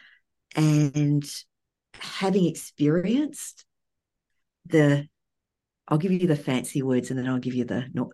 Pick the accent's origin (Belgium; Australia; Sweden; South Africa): Australia; moved away as an adult; now in United States; being raised in Australia